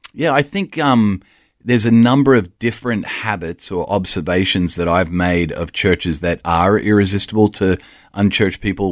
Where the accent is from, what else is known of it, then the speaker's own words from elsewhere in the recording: Australia; accent: Australian; So born and raised in Australia, but travelled extensively